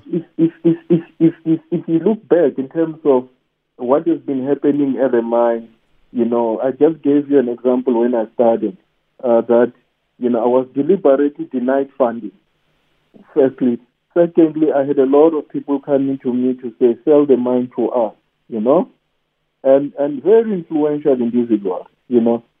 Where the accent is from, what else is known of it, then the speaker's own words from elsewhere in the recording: Soweto, Gauteng, South Africa; I was born in Soweto and raised in Soweto